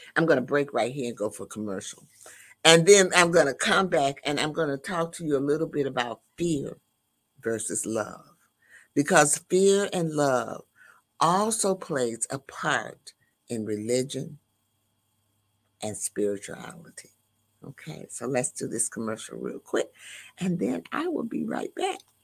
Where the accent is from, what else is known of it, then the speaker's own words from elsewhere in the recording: the South, United States; grew up in the Baptist and the Methodist churches, uh, in the South because I am from the South